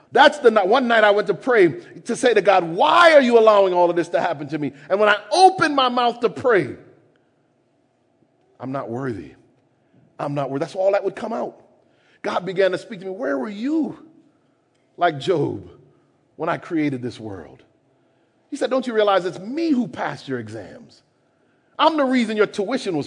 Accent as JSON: {"language": "English", "country": "Jamaica", "said": "I'm Jamaican"}